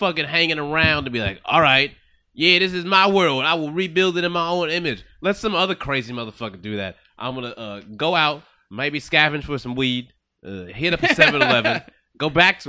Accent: the South, United States; I'm from the South, bro.

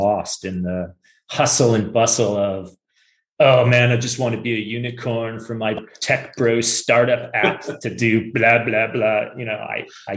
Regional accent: Silicon Valley, California, United States; I grew up in Silicon Valley too.

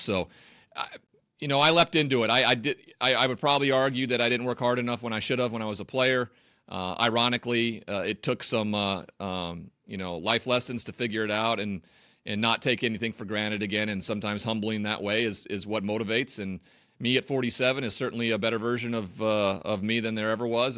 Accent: Montana, United States; moved away as an adult; also born or lived in Los Angeles; now in Connecticut, United States; I never used public transit growing up in Montana

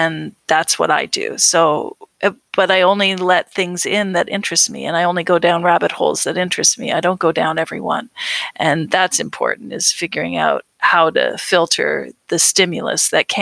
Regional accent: Canada; we think of home. We think of Canada

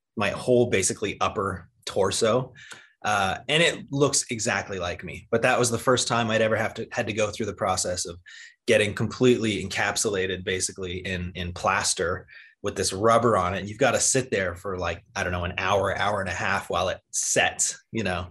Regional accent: Cayman Islands; I grew up in the Cayman Islands

